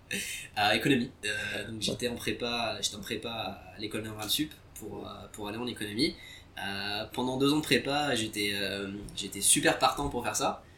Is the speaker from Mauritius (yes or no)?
no; Vichy, Auvergne-Rhône-Alpes, France; moved away as an adult; also born or lived in Algeria / London / Qatar / Singapore; en grandissant à Vichy